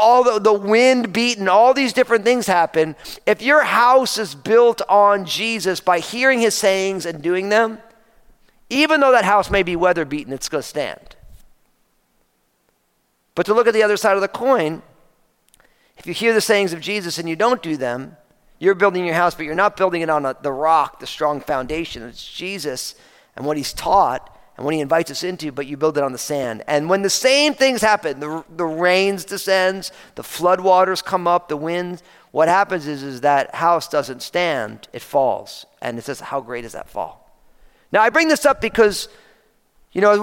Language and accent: English; New Jersey, United States; now in Pacific Northwest, United States; I grew up in New Jersey